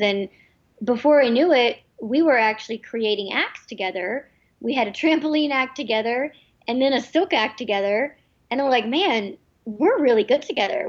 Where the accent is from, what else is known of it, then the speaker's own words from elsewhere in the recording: United States; they moved to the United States, where um, I was born